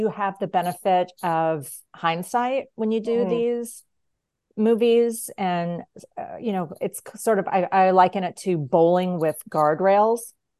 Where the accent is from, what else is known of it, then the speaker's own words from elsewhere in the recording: Kentucky, United States; also born or lived in Tennessee / Georgia; So my teen years were spent in three, well, like right heading into my teens, solid into my teens, and then coming out of my teens, I spent in Kentucky, Tennessee, mm-hmm. and then Georgia.